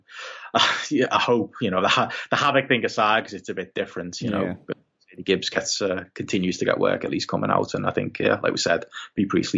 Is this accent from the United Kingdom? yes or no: yes; United Kingdom; because I'm a British wrestling journalist at these shows.